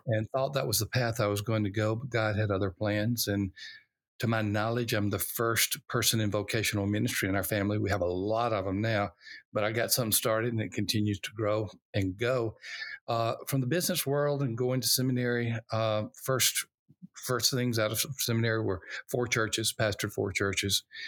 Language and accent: English; Alabama, United States; I was born in Alabama, uh, during the time of racial unrest, civil rights